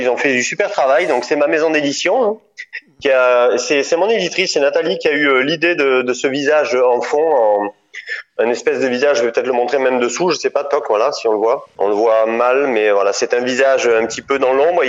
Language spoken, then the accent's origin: French; Draguignan, Provence-Alpes-Côte d'Azur, France; accent: accent du sud; moved away as an adult; also born or lived in Nice / Paris / Dordogne; je viens de Draguignan en fait. Euh, à la base, je suis de, tu vois, pas loin de, de Nice. Je, je, viens de Draguignan. J'ai fait mes études à Nice et je suis né à Draguignan dans une petite ville du Var